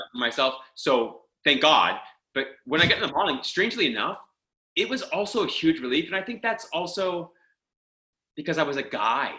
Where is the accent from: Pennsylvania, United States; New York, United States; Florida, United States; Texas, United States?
Pennsylvania, United States; Pittsburgh; moved away as an adult; also born or lived in Philadelphia / Miami / Los Angeles; I grew up in Pittsburgh.